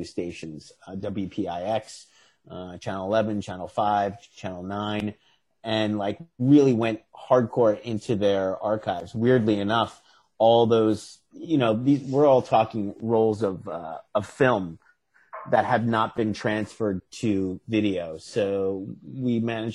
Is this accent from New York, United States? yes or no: yes; New York City, New York, United States; my hometown of Staten Island